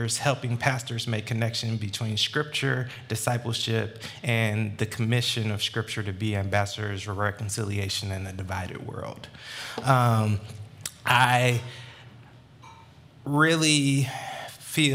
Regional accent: Atlanta, Georgia, United States; born and raised in Metro Atlanta

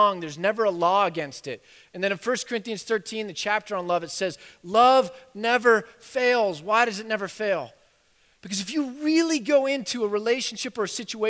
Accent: United States; We're so American

